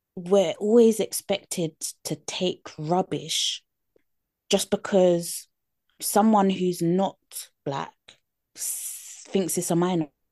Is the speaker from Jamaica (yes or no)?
no; United Kingdom; accent: British; my British accent